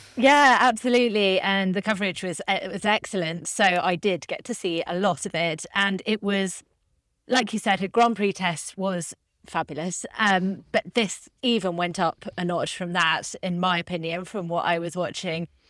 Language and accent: English; United Kingdom; I'm a Brit